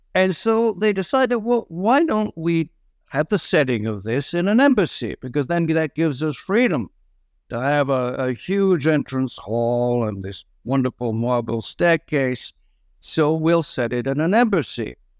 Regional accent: France; moved away; I was brought up in French culture

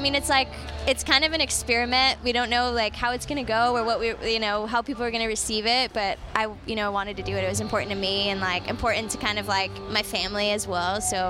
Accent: Detroit, Michigan, United States; my family, like, is from there. I'm from there. I was born in Detroit. You know, my family has a Mexican restaurant and a Mexican bakery in Southwest Detroit.

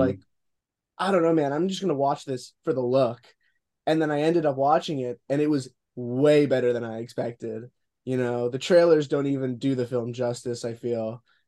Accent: Boca Raton, Florida, United States; I'm just gonna say Boca Raton, Florida

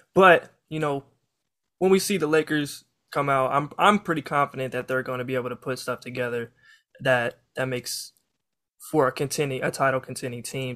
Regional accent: Kansas, United States; I'm from Kansas

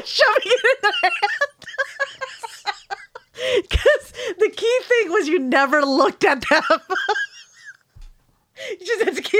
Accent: California, United States; when I grew up in San Francisco Bay Area

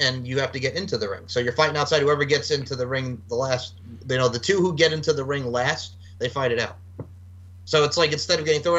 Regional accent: Long Island, New York, United States; No, because we're both Long Islanders, bro, because we talk like that. He's from Long Island. I'm from Long Island.

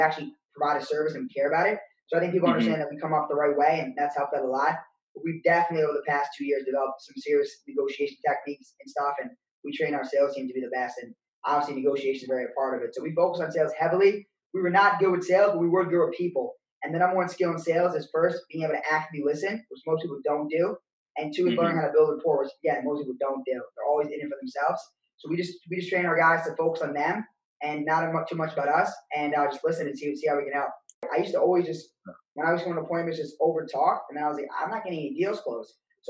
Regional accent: Bronx, New York, United States; And then I was from the Bronx, New York.

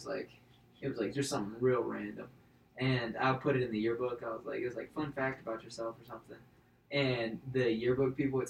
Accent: Alabama, United States; I'm proud of Alabama.

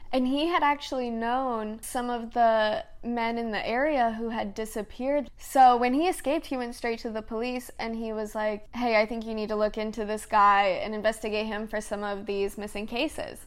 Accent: Indiana, United States; I grew up in Indiana.

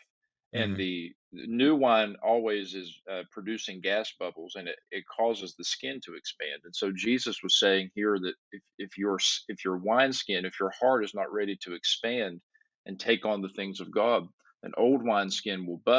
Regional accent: Southern West Virginia, United States; moved away as an adult; now in Cleveland, United States; I'm from Southern West Virginia.

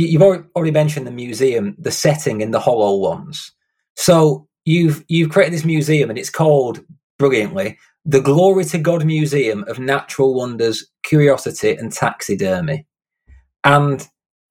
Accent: Lancashire, North West England, United Kingdom; I grew up in a tiny little kind of rundown town in Lancashire in the UK

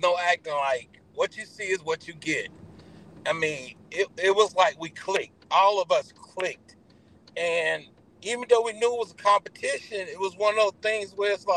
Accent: Iowa, United States; I'm from Iowa

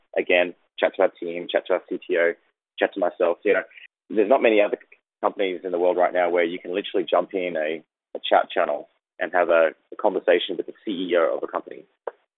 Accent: Australia; I grew up in Australia

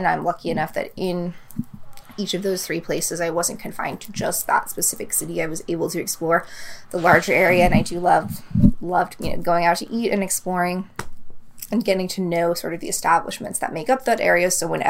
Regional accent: New England, United States; I'm from New England myself

